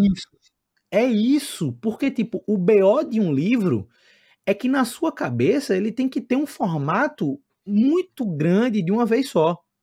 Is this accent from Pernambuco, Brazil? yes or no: yes; Recife, Pernambuco, Brazil; moved away as an adult; also born or lived in Santiago, Chile; Eu sou de Recife, estou em Recife